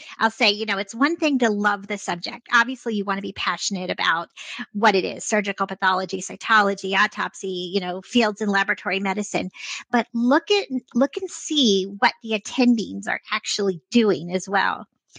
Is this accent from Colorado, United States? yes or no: no; Vermont, United States; born there; also born or lived in upstate New York; I was born in Vermont and then lived in upstate New York, went back to Vermont for medical school.